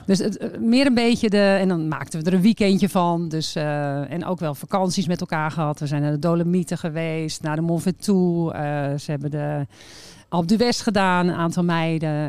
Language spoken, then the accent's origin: Dutch; Warmenhuizen, North Holland, Netherlands; ik kom uit Warme Huizen